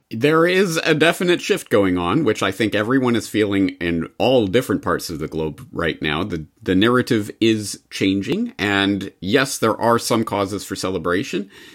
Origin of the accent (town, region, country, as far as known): Canada